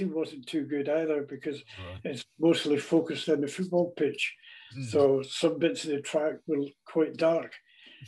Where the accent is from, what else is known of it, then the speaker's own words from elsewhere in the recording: Glasgow, Scotland, United Kingdom; I'm from Glasgow, I never rode for Glasgow